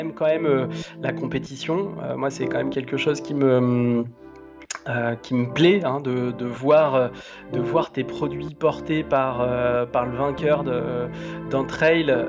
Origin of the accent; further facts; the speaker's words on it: Romans-sur-Isère, Auvergne-Rhône-Alpes, France; now in Lyon, France; j'ai euh, grandi euh, donc dans la banlieue de hum, Romans-sur-Isère, qui est donc dans la Drôme